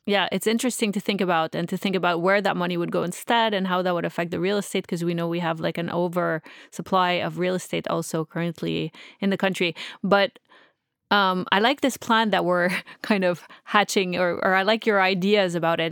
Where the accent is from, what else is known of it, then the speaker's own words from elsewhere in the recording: Canada; I'm just Canadian